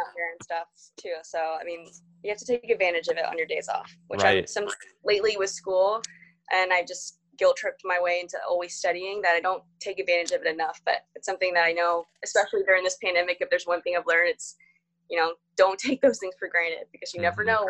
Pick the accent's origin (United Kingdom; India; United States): United States; Florida; when I tell people here that I like, I'm from Florida, they're like, oh, why did you move here?